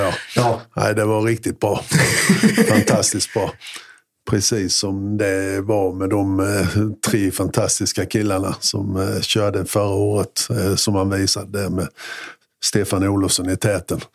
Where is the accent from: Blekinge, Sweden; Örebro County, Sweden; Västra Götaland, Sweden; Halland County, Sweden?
Blekinge, Sweden; Mjällby; also born or lived in Gammalstorp / Norje; Jag kommer från en liten by som heter Gammalstorp från början och har flyttat runt lite grann. Gammalstorp, Norge, Mjällby